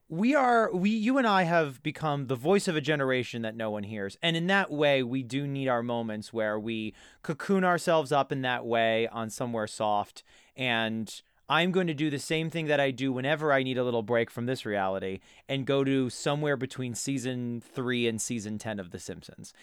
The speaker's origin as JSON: {"language": "English", "area": "Jersey Shore", "region": "New Jersey", "country": "United States", "tie": "born or raised there", "said": "I grew up on the Jersey Shore"}